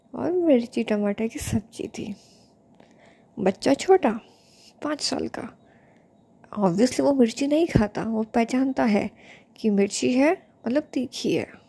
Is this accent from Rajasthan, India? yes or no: yes; Rajasthan, India; मैं राजस्थानी हूँ